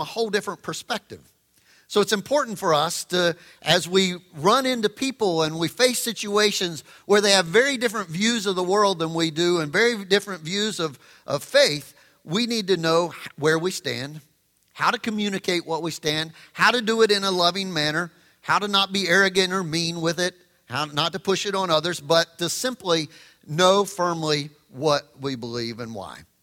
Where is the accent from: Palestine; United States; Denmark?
United States; the South; I grew up in the South